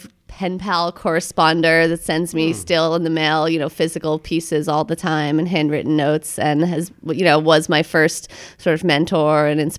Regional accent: Boston, Massachusetts, United States; also born or lived in São Paulo; Originally, I'm from Boston.

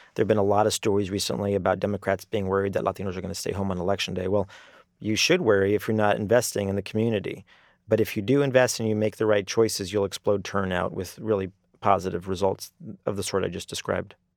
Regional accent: El Paso, Texas, United States; now in Washington, D.C., United States; I'm from El Paso

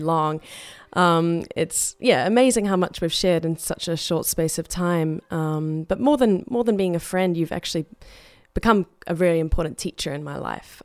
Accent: New Zealand; growing up in New Zealand

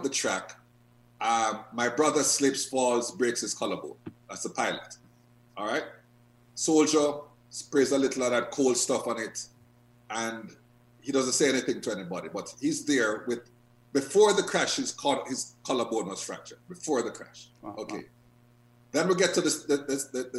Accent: Jamaica; I am from Jamaica. I know the type of country it is.

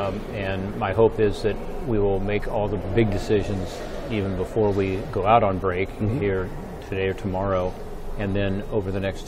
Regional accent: Ohio, United States; It's also very important to my home state of Ohio.

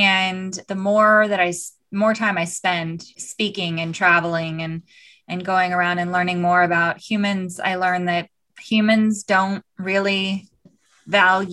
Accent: Southern California, United States; also born or lived in Tucson, Arizona; I grew up in Southern California.

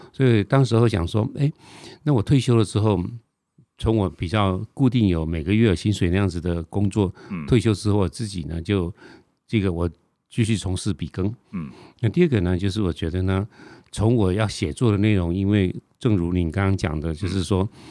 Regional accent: Taiwan; also born or lived in Tainan; 我们台湾人就傻傻地以为说是荷兰人

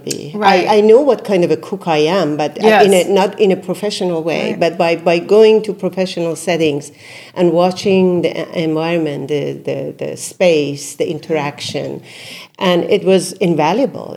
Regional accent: Isfahan, Iran; also born or lived in Brooklyn, New York; now in New York, United States; I come from Isfahan. Isfahan is one of the most beautiful

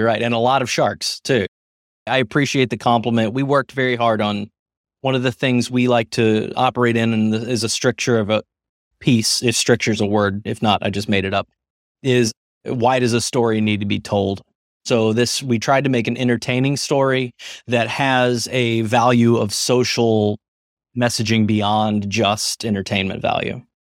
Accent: Missouri, United States; moved away as an adult; also born or lived in St. Louis; now in New York, United States; I grew up in the middle of nowhere, Missouri

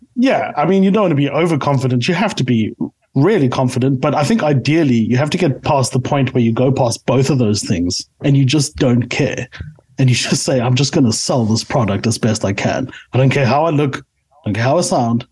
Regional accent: South Africa; I am a South African through and through

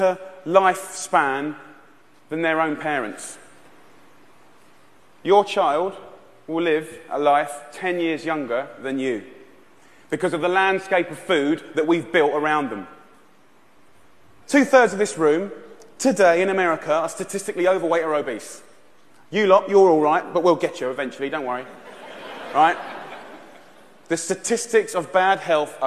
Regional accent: Essex, East of England, United Kingdom; I'm 34 years old, I'm from Essex in England

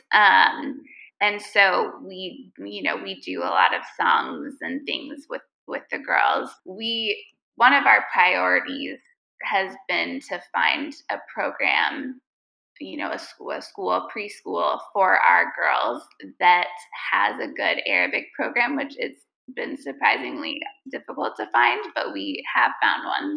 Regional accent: United States; now in Lebanon; we're American

